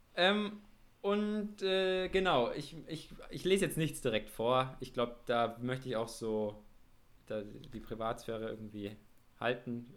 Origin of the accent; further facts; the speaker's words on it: Nuremberg metropolitan area, Bavaria, Germany; wir sind ja beide hier in dem Großraum Nürnberg aufgewachsen